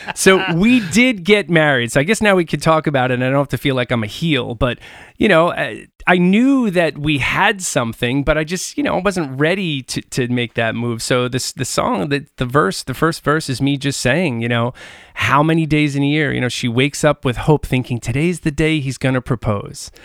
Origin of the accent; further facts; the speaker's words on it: Long Island, New York, United States; growing up on Long Island